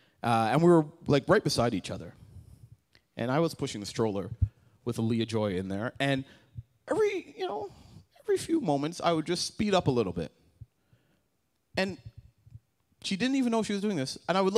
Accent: Canada; Growing up in Canada, as a child

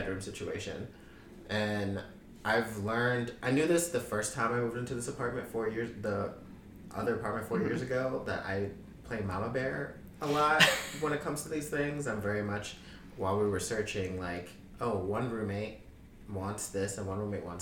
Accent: New York City, New York, United States; growing up in Queens and growing up in all the different parts that I've grown up in, because I went to high school in Bayside

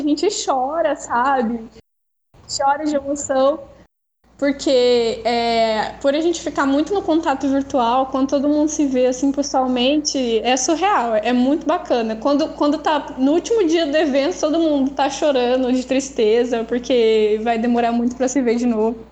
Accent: Cacoal, Rondônia, Brazil; eu sou daqui de Rondônia, da cidade de Cacoal

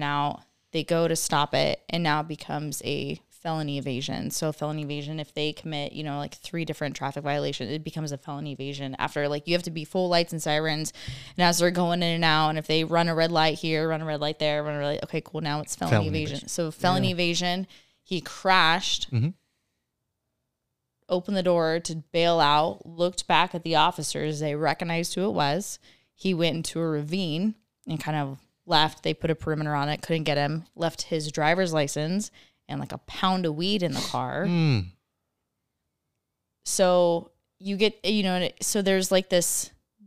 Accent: San Diego, California, United States; I grew up in San Diego

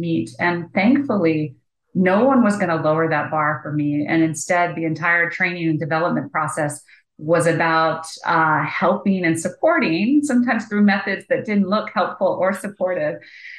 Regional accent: Washington, District of Columbia, United States; I grew up in the Washington, D.C. area.

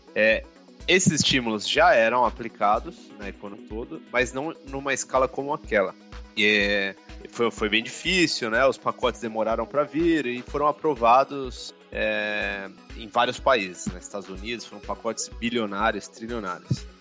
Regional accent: São Paulo, Brazil; sou de São Paulo, mas queria estudar no interior, sair um pouquinho da, da grande cidade

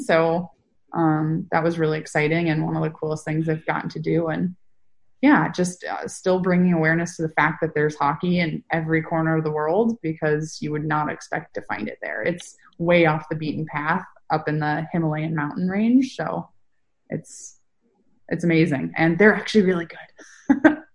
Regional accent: Northern California, United States; I'm from Northern California.

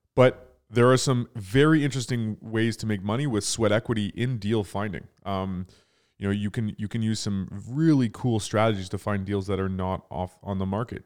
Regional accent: Toronto, Ontario, Canada; we're from Toronto

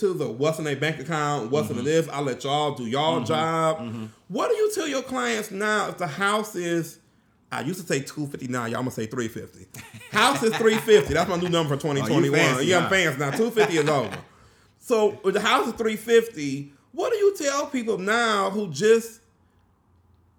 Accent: Pontiac, Michigan, United States; I'm from Pontiac. We didn't pay for trash

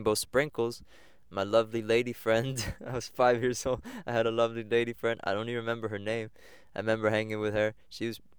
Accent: Egg Harbor Township, New Jersey, United States; I was born in Galloway Township. That's next to Egg Harbor Township down there somewhere in, like, Pomona. That's, like, a sub-town. And then, yeah, when I was 5 years old, moved to Egg Harbor Township

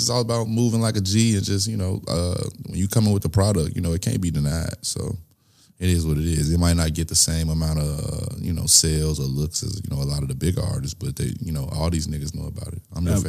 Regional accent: Nigeria; You know I'm Nigerian, right?

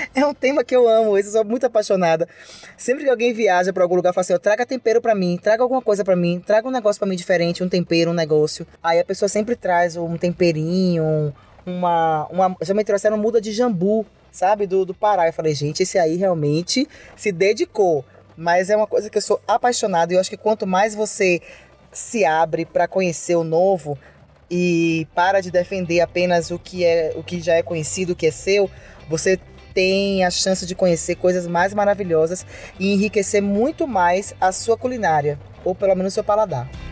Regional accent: Salvador, Bahia, Brazil; Eu sou baiana e eu sou uma baiana apaixonada pela Bahia

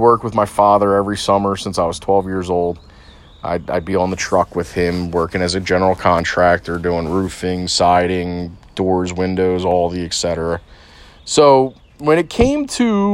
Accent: Delaware County, Pennsylvania, United States; I grew up in Delaware County

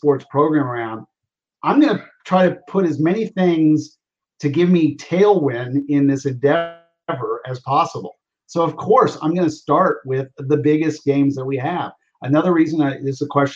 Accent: Oklahoma, United States; I grew up in Oklahoma, University of Oklahoma football.

